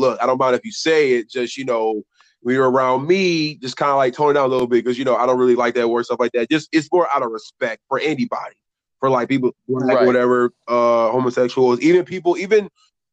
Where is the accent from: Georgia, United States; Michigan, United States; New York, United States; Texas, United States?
Michigan, United States; Detroit; I am from Detroit